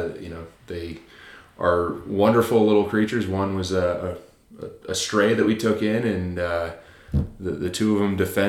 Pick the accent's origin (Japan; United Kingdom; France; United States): Japan; born there; Actually, I was born in Japan.